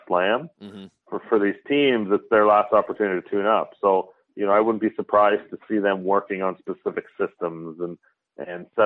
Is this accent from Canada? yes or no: yes; London, Ontario, Canada; my hometown, London, Ontario